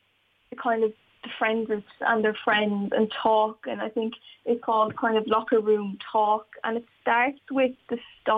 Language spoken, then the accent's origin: English; Wexford, County Wexford, Ireland; I see a lack of female leadership in Wexford sometimes when I look around, and especially when I was growing up